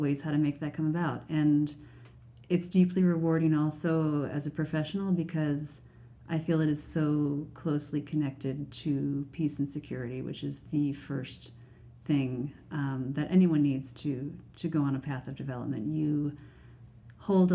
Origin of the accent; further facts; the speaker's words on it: United States; now in Canada; as an American in Canada